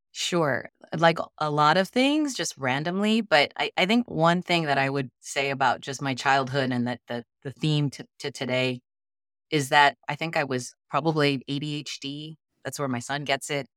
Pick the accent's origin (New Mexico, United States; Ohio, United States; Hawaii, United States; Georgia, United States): Hawaii, United States; Honolulu; moved away; I'm fourth generation Japanese American in, from Honolulu, Hawaii